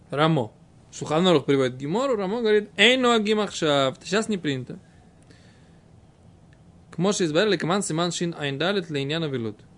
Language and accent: Russian; Israel; которого я как бы вырос здесь, в Израиле, грубо говоря. Ну, после того, как приехал в Израиль, меня не было здесь мамы с папой.